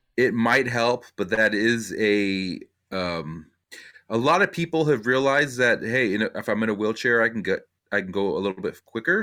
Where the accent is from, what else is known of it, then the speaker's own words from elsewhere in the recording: Simi Valley, California, United States; my hometown of Simi Valley